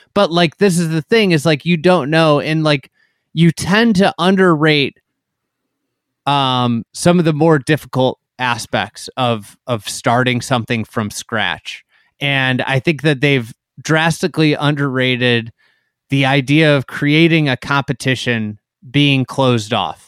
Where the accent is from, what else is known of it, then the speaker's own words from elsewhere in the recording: Chicago, Illinois, United States; I'm a Chicagoan